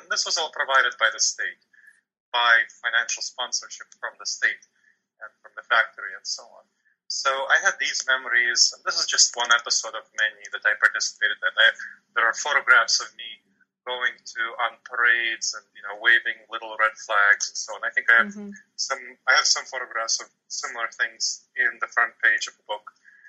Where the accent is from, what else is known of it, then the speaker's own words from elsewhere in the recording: New York City, New York, United States; I grew up in New York City and visited the Russian area of New York City, Brighton Beach quite often. I didn't live there. But I grew up there.